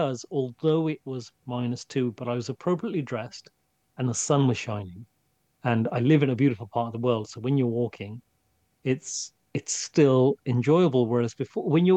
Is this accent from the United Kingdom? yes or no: yes; England, United Kingdom; England is home to me. And the cold is part of being English and being in England.